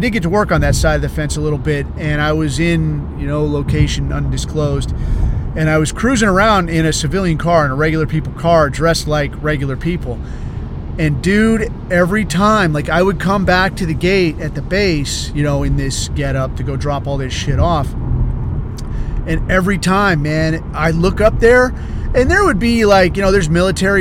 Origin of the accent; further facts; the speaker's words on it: United States; I'm American